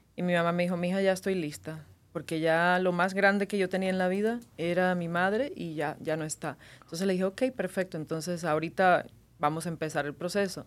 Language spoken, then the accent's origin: Spanish; Cuba; moved away as an adult; now in Las Vegas, United States; En Cuba viví 18 años. Eh, vine a los 18 para Estados Unidos, ya tengo 21 años acá viviendo